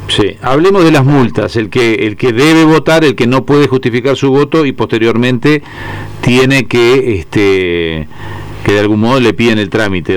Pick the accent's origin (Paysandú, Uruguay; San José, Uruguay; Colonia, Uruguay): Paysandú, Uruguay; now in Montevideo, Uruguay; yo soy de Paysandú, pero hace años que vivo y trabajo en Montevideo